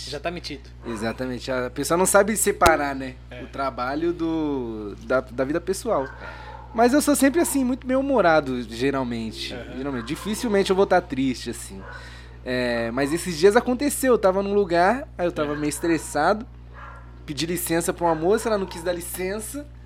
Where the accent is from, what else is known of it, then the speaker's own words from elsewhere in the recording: São Paulo, Brazil; also born or lived in Grajaú, São Paulo; eu nasci no Capão Redondo, Capão no Redondo. Jardim Irene.